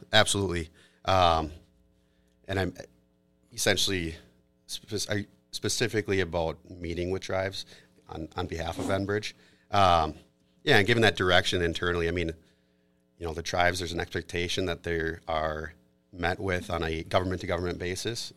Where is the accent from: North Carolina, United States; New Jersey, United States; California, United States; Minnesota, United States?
Minnesota, United States; Maplewood; now in Woodbury, United States; I was born and raised in Maplewood and now live in Woodbury.